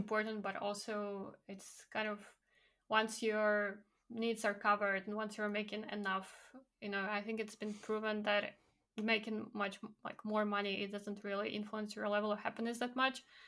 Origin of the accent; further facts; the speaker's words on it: Belarus; moved away as an adult; also born or lived in Poland; now in United Kingdom; my background, growing up in Belarus